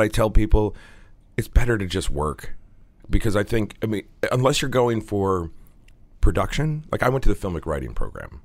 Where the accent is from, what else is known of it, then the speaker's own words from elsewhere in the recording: Connecticut, United States; When I was a young boy growing up in Connecticut.